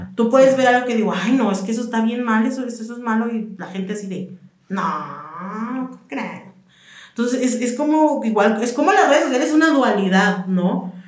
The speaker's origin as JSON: {"language": "Spanish", "region": "Michoacán", "country": "Mexico", "moved": "yes", "said": "mi mamá eh, es de, bueno, somos de Michoacán"}